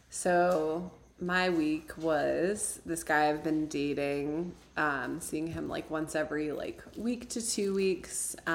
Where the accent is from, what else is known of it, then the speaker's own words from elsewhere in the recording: Midwest, United States; now in Tucson, United States; just growing up in the Midwest I feel like I've been living with this pressure